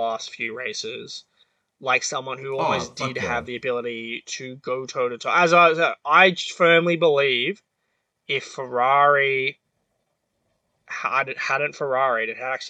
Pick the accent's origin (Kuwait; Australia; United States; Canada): Australia; I was just as an Australian